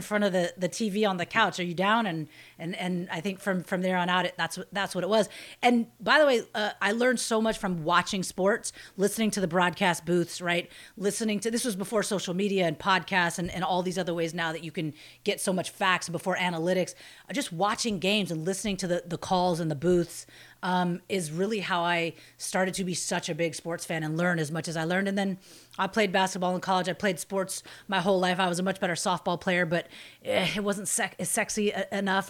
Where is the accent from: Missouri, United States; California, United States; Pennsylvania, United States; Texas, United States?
California, United States; Bay Area; I grew up in the Bay Area